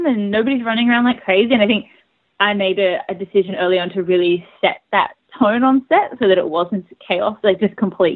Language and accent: English; Australia; I'm an Australian filmmaker